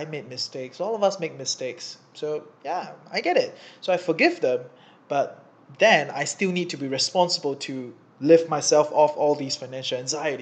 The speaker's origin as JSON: {"language": "English", "country": "Singapore", "moved": "as an adult", "lives_now": "Kuala Lumpur, Malaysia", "said": "I'm from Singapore, I'm in KL because, you know, Singapore is really expensive"}